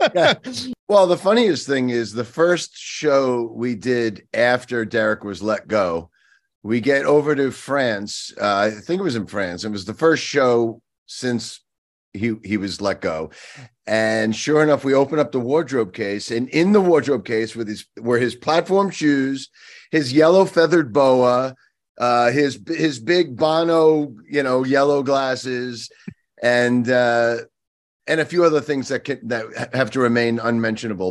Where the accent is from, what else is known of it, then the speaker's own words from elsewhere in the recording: Long Island, New York, United States; I grew up on Long Island